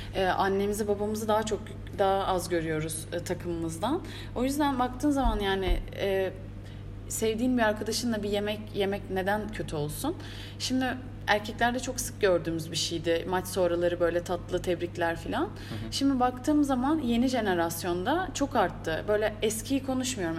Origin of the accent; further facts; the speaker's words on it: Turkey; bir Türk olarak